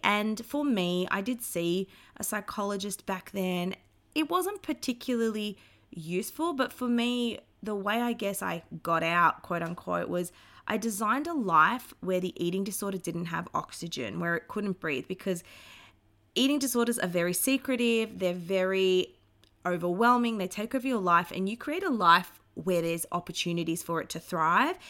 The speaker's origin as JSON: {"language": "English", "town": "Melbourne", "region": "Victoria", "country": "Australia", "tie": "born or raised there", "said": "I grew up in Melbourne, Australia"}